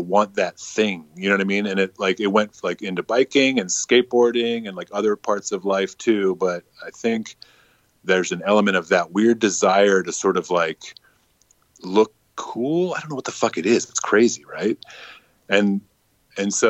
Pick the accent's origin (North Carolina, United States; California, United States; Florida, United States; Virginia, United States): Virginia, United States; now in New York City, United States; I'm from Virginia, which I'm from an area that's not like what maybe it's not like redneck. It's kind of like a DC suburb